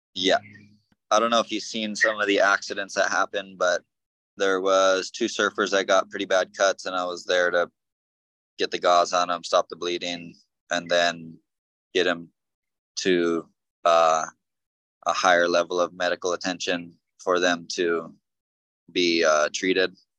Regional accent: North Shore, Oahu, Hawaii, United States; born and raised here on the North Shore.

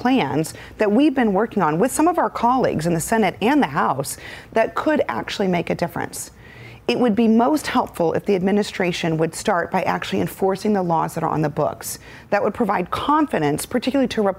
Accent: Arizona, United States; anyone who lives in a border state like I do, born and raised in Arizona

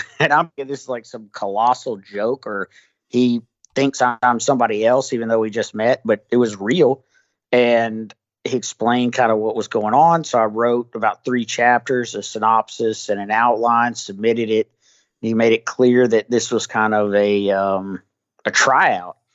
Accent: the South, United States; I'm from the South

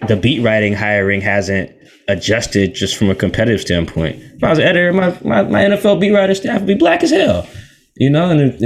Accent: Seattle, Washington, United States; I'm from Seattle

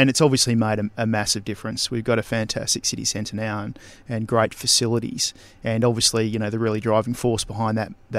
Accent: Geraldton, Western Australia, Australia; now in Karratha, Australia; I grew up in Geraldton

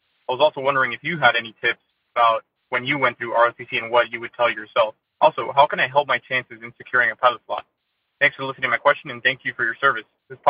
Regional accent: South Florida, United States; I'm from South Florida.

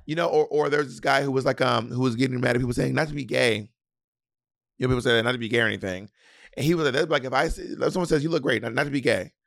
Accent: the South, United States; accent: Southern; As a Southerner, people will imitate your Southern accent

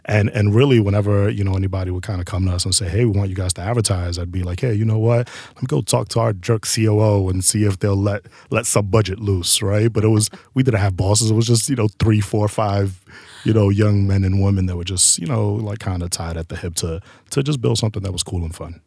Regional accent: New York City, New York, United States; We're both from Harlem, uptown

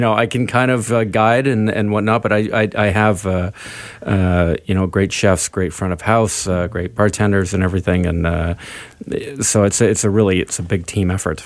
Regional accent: Vancouver, British Columbia, Canada; being Canadian and, and, and being from Vancouver.

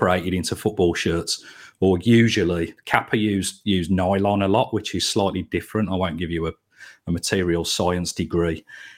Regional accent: Birmingham, West Midlands, United Kingdom; So I am obviously a Brummie and a Villa supporter.

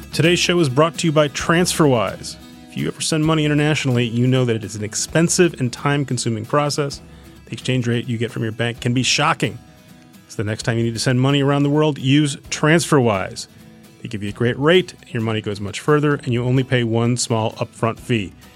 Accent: Edina, Minnesota, United States; moved away; I grew up outside Minneapolis

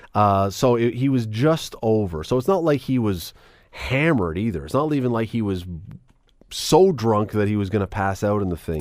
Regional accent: Canada; as a Canadian

